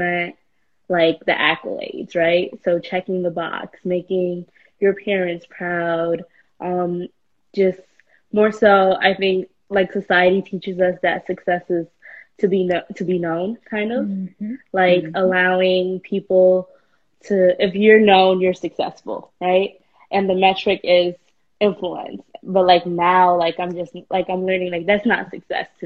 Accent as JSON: {"language": "English", "town": "New York City", "region": "New York", "country": "United States", "tie": "born or raised there", "said": "at 16, when growing up in New York City, when I didn't have opportunities"}